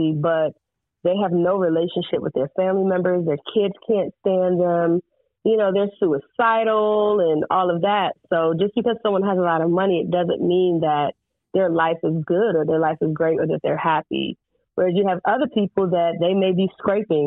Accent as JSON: {"language": "English", "area": "Prince George's County", "region": "Maryland", "country": "United States", "tie": "born or raised there", "said": "growing up in Prince George's County"}